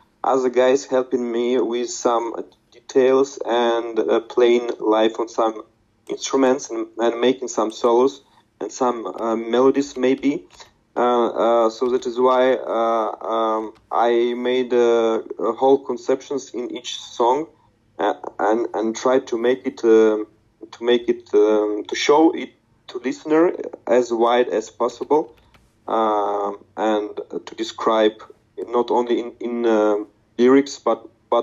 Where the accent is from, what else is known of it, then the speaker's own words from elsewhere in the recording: Novosibirsk, Novosibirsk Oblast, Russia; English is a second language; moved away as an adult; now in Prague, Czech Republic; move from my hometown, Novosibirsk in Russia, in Siberia, to Prague in Czech Republic